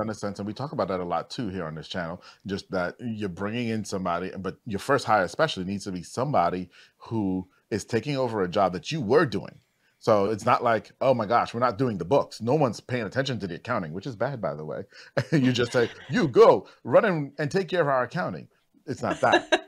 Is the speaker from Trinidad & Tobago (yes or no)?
yes; Trinidad & Tobago; I'm actually from Trinidad, too